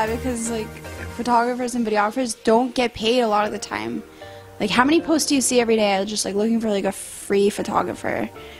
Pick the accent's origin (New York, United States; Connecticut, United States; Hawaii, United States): New York, United States; And, like, as a New Yorker, I just wanna, like, flick him off and punch him.